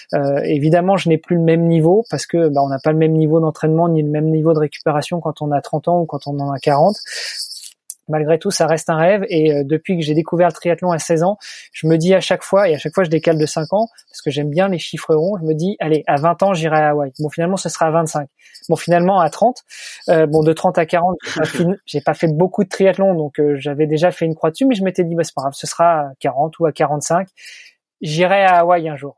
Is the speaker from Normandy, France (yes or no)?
yes; Rouen, Normandy, France; moved away as an adult; also born or lived in Paris, France / Milan, Italy; now in Luxembourg; Je suis né et, j'ai grandi en Normandie, et puis donc à Rouen